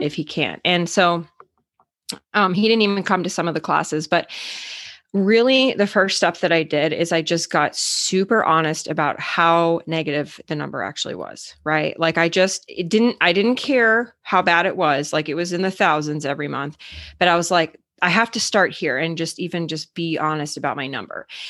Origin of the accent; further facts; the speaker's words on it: Arizona, United States; moved away as an adult; now in Minnesota, United States; So I actually grew up in Arizona, but I live in Minnesota